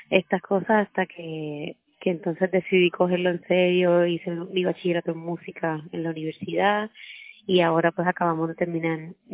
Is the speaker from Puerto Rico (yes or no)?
yes; Puerto Rico; soy una cantautora puertorriqueña.